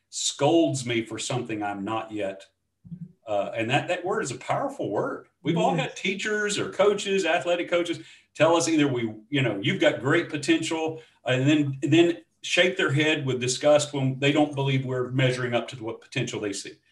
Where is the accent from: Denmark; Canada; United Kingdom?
United Kingdom; Scotland; So uh, that's not me, although I am Scottish.